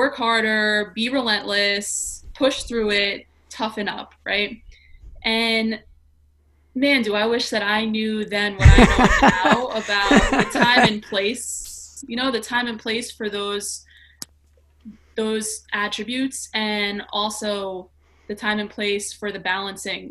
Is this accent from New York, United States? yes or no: yes; New York City, New York, United States; I grew up in New York City, born and raised